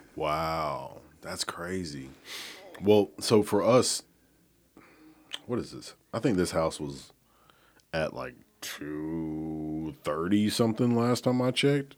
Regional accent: Oneonta, Alabama, United States; moved away as an adult; now in Memphis, United States; I'm from Oneonta, Alabama

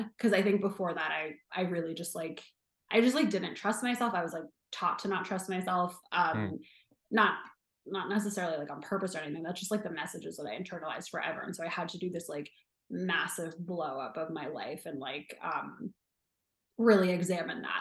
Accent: New Jersey, United States; moved away as an adult; also born or lived in New York City; now in Los Angeles, United States; I grew up in New Jersey. I grew up like 12 miles west of Manhattan.

